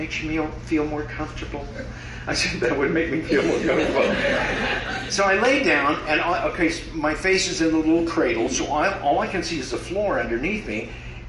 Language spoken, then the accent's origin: English; Midwest, United States; moved away; I grew up in the Midwest